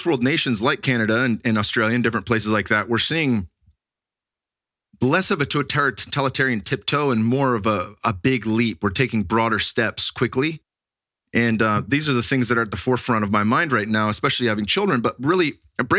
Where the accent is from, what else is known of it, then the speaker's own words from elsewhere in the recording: Silicon Valley, California, United States; moved away; where I grew up in the Silicon Valley